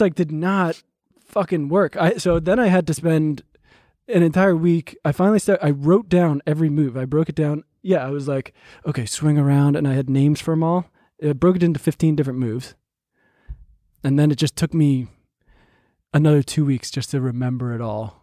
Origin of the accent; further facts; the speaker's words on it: New Jersey, United States; I'm from New Jersey